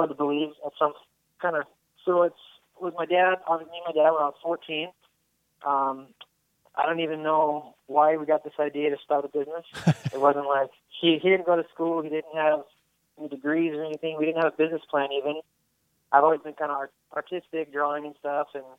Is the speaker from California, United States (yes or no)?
yes; Redding, California, United States; Same around the same in Reading, West Coast area